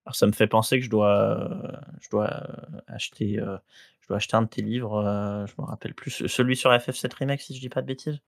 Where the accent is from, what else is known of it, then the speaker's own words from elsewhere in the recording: Guadeloupe; j'ai grandi en Guadeloupe